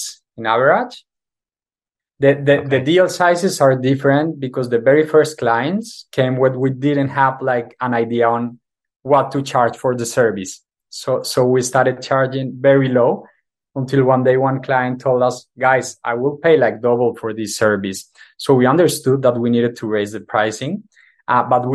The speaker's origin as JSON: {"language": "English", "country": "Colombia", "said": "I come from Colombia"}